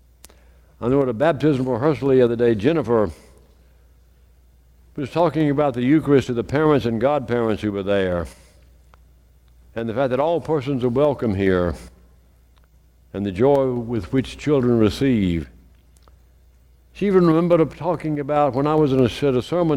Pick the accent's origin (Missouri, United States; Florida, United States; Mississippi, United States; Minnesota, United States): Mississippi, United States; Meridian; when I was growing up in St. Paul's in Meridian, we had communion